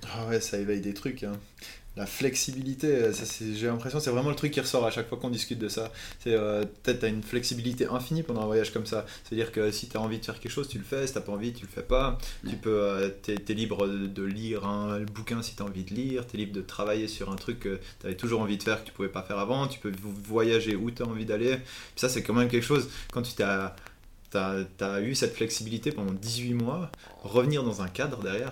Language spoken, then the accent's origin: French; Valais, Switzerland; moved away; also born or lived in Vienna; je suis valaisan, donc c'est la région des montagnes en Suisse